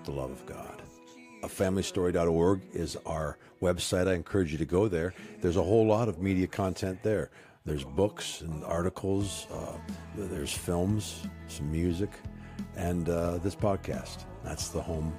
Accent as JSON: {"language": "English", "country": "Canada", "tie": "born or raised there", "also_born_or_lived": "Jackson, Mississippi", "moved": "as an adult", "said": "I'm a Canadian kid"}